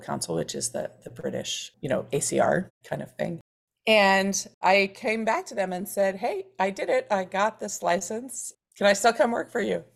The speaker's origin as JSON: {"language": "English", "town": "Philadelphia", "region": "Pennsylvania", "country": "United States", "tie": "born or raised there", "said": "I grew up in Center City, Philadelphia, in a family of lawyers"}